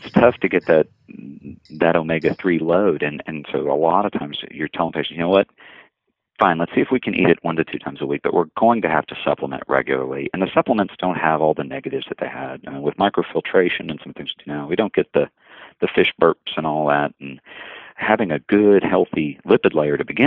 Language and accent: English; the South, United States; as a Southerner and as someone who competes in barbecue contests